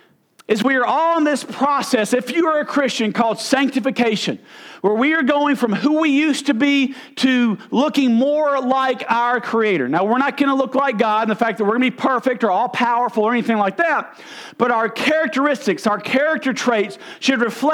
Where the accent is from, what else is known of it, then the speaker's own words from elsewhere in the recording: United States; also born or lived in Arkansas; I'm from Mississippi or Arkansas